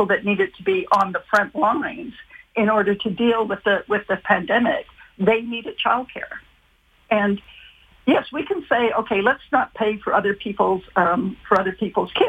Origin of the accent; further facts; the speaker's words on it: Ontario, Canada; I'm from Ontario